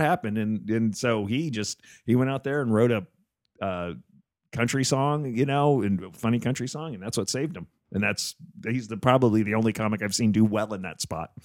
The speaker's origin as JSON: {"language": "English", "region": "New Jersey", "country": "United States", "tie": "born or raised there", "moved": "yes"}